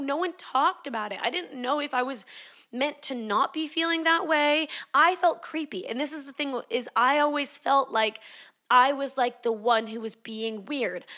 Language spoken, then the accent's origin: English; Canada; moved away as an adult; also born or lived in Sydney, Australia; I grew up in Canada. I moved to Sydney, Australia when I was eighteen to do Bible college